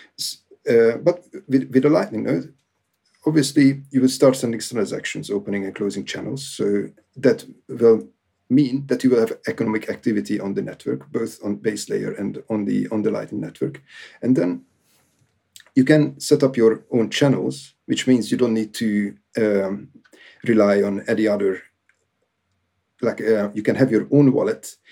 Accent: Hungary; now in United Kingdom; I basically have a Hungarian origin

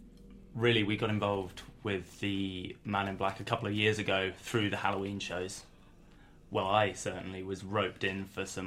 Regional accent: Norfolk, East of England, United Kingdom; I'm from Norfolk.

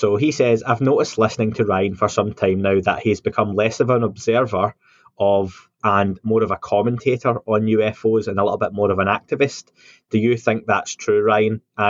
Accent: Scotland, United Kingdom; I'm Scottish

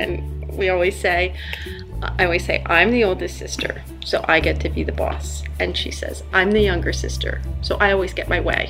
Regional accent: Vineland, New Jersey, United States; We grew up in Vineland, New Jersey. We grew up with our father's family, Italian Americans. We're the granddaughters of immigrants.

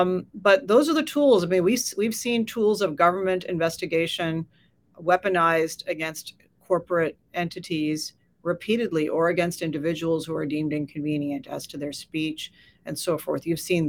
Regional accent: United States; And so I think that's very alarming as an American.

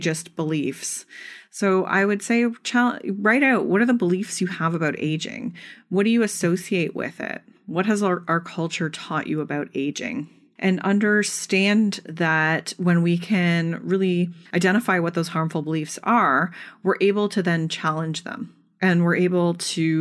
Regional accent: Canada; I'm Canadian

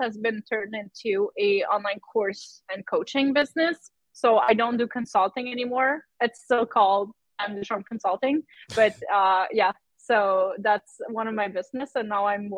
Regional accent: Quebec, Canada; I'm French Canadian. I grew up in a village, a French village in Quebec.

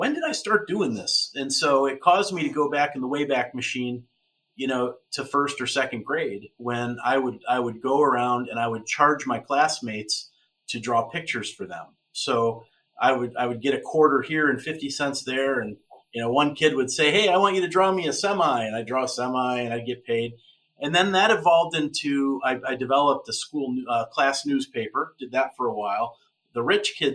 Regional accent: Westfield, New York, United States; I grew up in Western New York, south of Buffalo, right on Lake Erie, a little town called Westfield

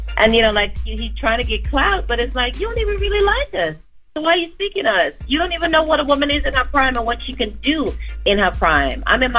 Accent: Trinidad & Tobago; I'm feeling blessed that I'm a Trinidadian and it's Trinidad Carnival Week.

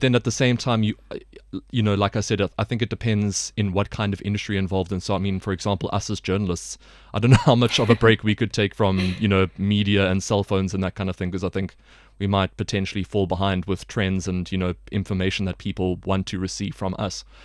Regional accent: South Africa; now in China; as a South African

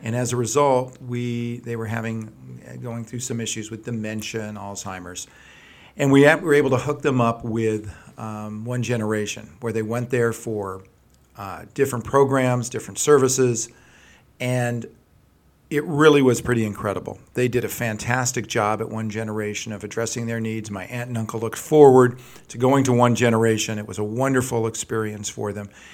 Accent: Los Angeles, California, United States; also born or lived in Berkeley, California; I grew up right here in the San Fernando Valley

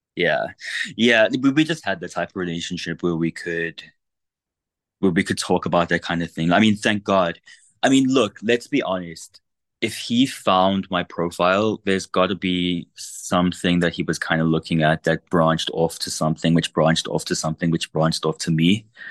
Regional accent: South Africa; I grew up in South Africa

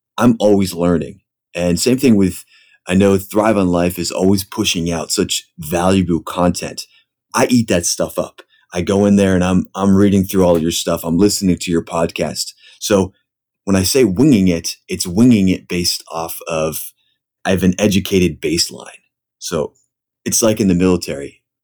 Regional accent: Pennsylvania, United States; moved away as an adult; now in San Diego, United States; I grew up actually in Pennsylvania

